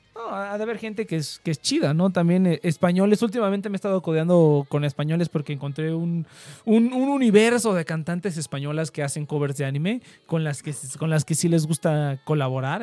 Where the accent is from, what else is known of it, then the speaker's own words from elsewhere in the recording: central Mexico, Mexico; accent: central Mexican, with some norteño; tengo un acento en el que es acento súper de centro, o sea, de centro de México